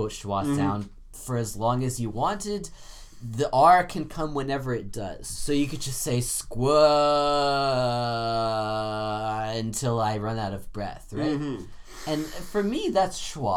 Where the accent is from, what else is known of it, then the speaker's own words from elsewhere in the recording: Vancouver, British Columbia, Canada; Growing up in the Vancouver area